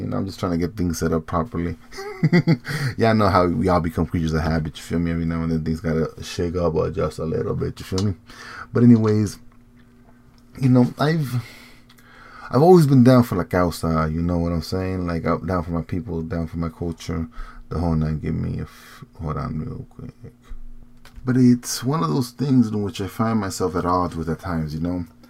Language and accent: English; Morelos, Mexico; I'm not from Guerrero. I'm not from Iguala. I'm from Morelos